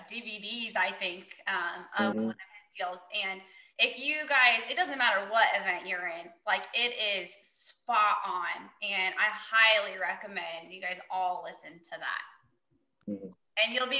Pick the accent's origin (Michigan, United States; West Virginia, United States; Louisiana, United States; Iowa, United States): Iowa, United States; I'm from Iowa.